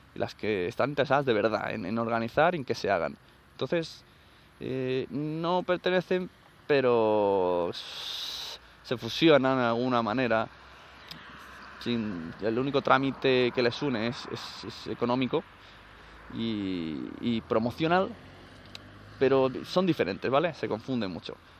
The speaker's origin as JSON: {"language": "Spanish", "region": "Catalonia", "country": "Spain"}